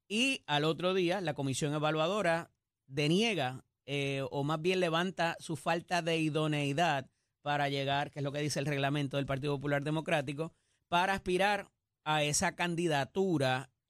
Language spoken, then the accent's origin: Spanish; Puerto Rico; y que como buenos puertorriqueños, ¿verdad?